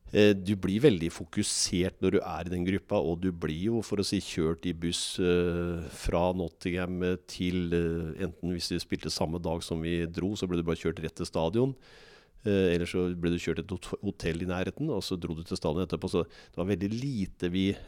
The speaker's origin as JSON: {"language": "Norwegian", "town": "Moss", "region": "Østfold", "country": "Norway", "also_born_or_lived": "England / Germany", "said": "jeg er ekte mossing. Jeg liker Moss, og jeg trives i Moss. Her har jeg både venner og familie, så dette er, dette er byen i mitt liv."}